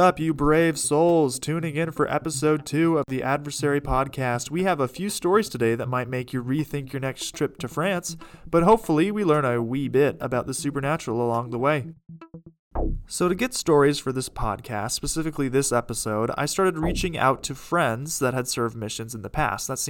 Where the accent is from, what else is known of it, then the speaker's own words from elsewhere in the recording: Brookfield, Wisconsin, United States; in my hometown of Brookfield, Wisconsin